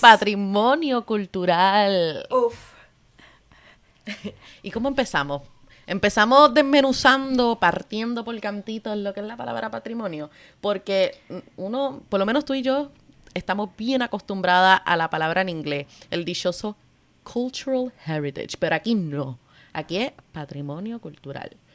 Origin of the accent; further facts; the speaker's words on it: Cabo Rojo, Puerto Rico; moved away; also born or lived in London; Yo soy puertorriqueña